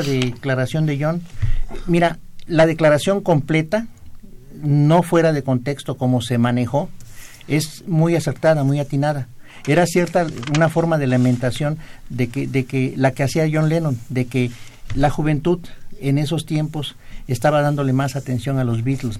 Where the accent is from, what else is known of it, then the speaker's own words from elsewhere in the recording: Juchitán, Oaxaca, Mexico; moved away; la tierra de mis paisanos